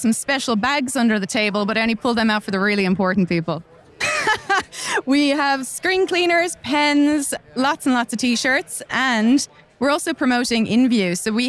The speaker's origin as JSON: {"language": "English", "country": "Ireland", "moved": "yes", "lives_now": "Australia", "said": "I'm Irish"}